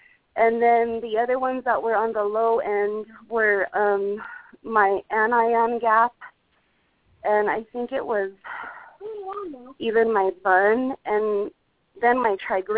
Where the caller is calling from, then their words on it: Colorado, United States; I'm calling from Colorado.